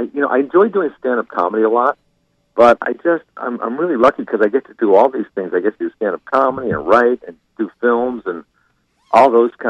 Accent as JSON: {"language": "English", "region": "Connecticut", "country": "United States", "tie": "born or raised there", "said": "I grew up in Connecticut, you know, so I was kind of in between Boston and New York."}